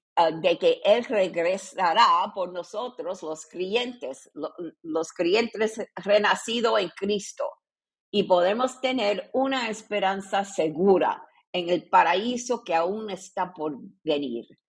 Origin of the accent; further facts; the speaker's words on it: Puerto Rico; yo nací en Puerto Rico en una familia católica